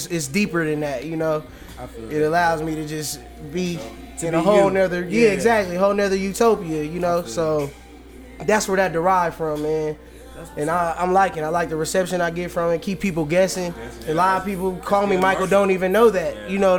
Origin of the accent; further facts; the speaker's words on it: Manchester, North West England, United Kingdom; born there; Also, I was born in England. It's Manchester, England.